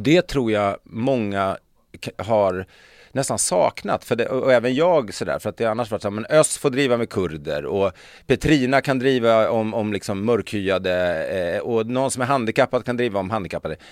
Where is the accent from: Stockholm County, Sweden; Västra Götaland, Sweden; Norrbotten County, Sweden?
Stockholm County, Sweden; Stockholm; jag kommer från Stockholm